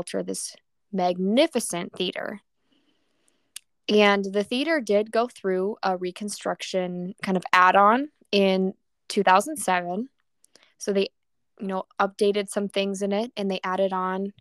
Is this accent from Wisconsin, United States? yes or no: yes; Menomonie, Wisconsin, United States; I grew up in Menominee as my hometown